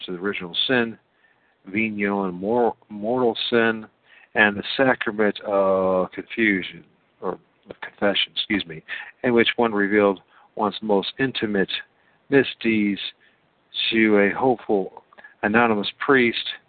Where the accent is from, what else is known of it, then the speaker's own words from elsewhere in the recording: United States; I'm an American too